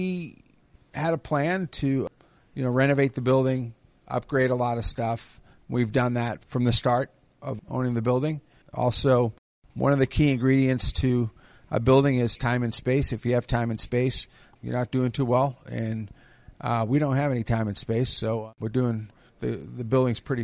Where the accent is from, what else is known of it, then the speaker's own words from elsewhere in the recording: Boston, Massachusetts, United States; moved away as an adult; now in Dayton, United States; I'm from Boston. I moved here in 1988